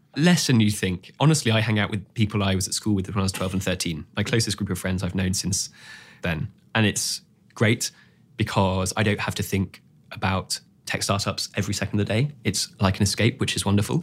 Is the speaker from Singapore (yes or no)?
yes; Singapore; I grew up in Singapore, and it was a very quiet street